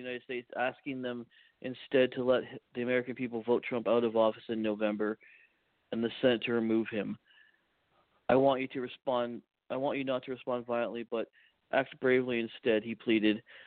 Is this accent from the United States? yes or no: no; Canada